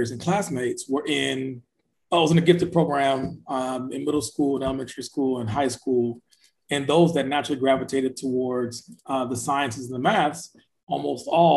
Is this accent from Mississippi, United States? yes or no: no; Flint, Michigan, United States; I'm from Flint, Michigan, born and raised